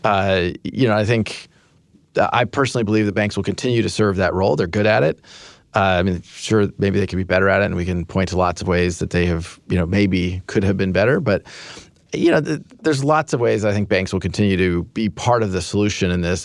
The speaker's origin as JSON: {"language": "English", "region": "Kansas", "country": "United States", "tie": "born or raised there", "moved": "yes", "said": "I grew up in Kansas"}